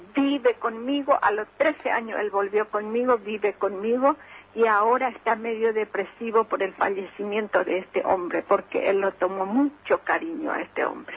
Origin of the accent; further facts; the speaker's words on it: Paraguay; moved away as an adult; now in Argentina; Yo me vine de Paraguay para trabajar y para vivir mejor